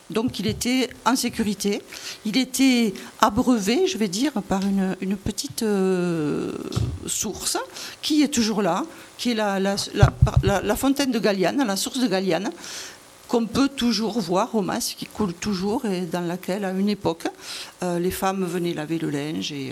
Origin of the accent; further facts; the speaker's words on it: Monségur, Nouvelle-Aquitaine, France; Non, non, je ne suis pas originaire du d'Agenais, mais je suis originaire de Montségur, pas très loin d'ici.